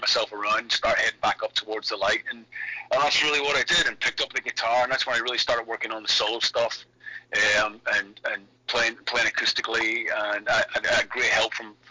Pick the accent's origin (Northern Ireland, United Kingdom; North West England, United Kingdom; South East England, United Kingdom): Northern Ireland, United Kingdom; Belfast; Belfast, my hometown, when I was 13 years old